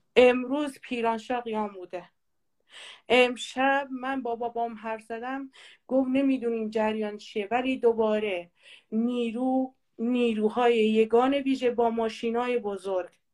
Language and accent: Persian; Kurds, Kurdistan, Iran